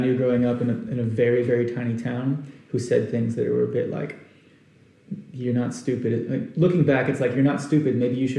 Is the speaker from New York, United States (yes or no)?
no; Arkansas, United States; moved away as an adult; also born or lived in Houston, Texas / Austin, Texas; I wanted to get out of Austin, Texas, because it's really not that far from where I was born in Houston and where I grew up in Arkansas.